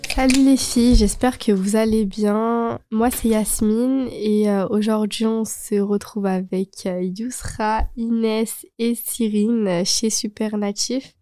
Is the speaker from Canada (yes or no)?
no; Chambéry, Auvergne-Rhône-Alpes, France; je suis pas à Lyon, je suis de Chambéry